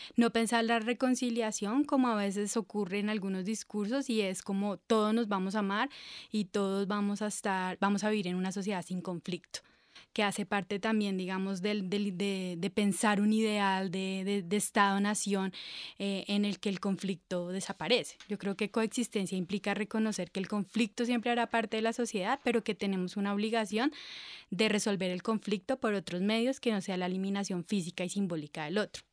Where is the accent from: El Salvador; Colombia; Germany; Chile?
Colombia